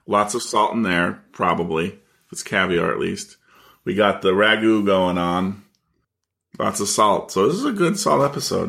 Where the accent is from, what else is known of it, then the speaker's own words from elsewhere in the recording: United States; as an American